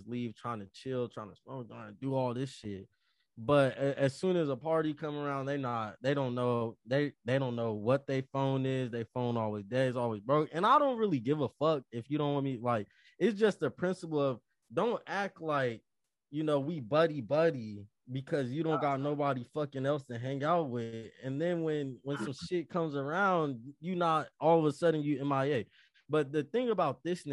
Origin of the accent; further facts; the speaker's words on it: Las Vegas, Nevada, United States; moved away as an adult; I'm from Vegas.